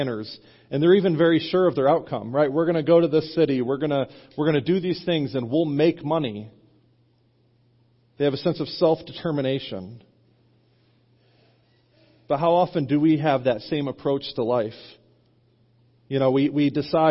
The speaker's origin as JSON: {"language": "English", "country": "United States", "said": "we as American Christians"}